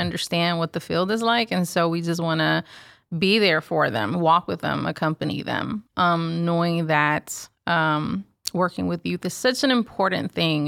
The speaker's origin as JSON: {"language": "English", "town": "Houston", "region": "Texas", "country": "United States", "tie": "born or raised there", "said": "born and raised in Houston, Texas."}